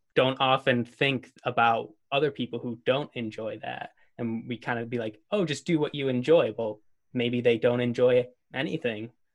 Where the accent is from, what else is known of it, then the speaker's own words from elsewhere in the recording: Buffalo, New York, United States; I'm from Buffalo, New York